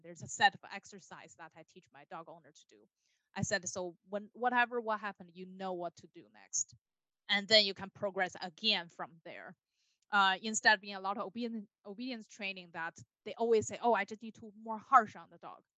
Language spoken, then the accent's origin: English; Beijing, China; moved away as an adult; now in United States; I was born and raised in Beijing, China. So I've been in the United States for a little over 10 years.